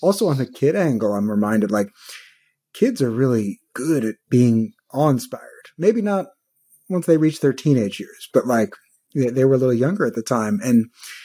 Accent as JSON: {"language": "English", "town": "New York City", "region": "New York", "country": "United States", "tie": "born or raised there", "moved": "as an adult", "lives_now": "California, United States", "said": "I grew up in Brooklyn, New York"}